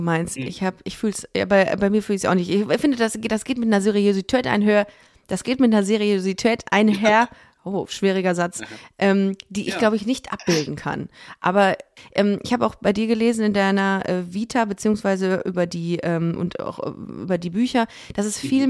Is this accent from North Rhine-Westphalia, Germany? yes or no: yes; Düsseldorf, North Rhine-Westphalia, Germany; moved away as an adult; now in Cologne, Germany; ich bin in Düsseldorf aufgewachsen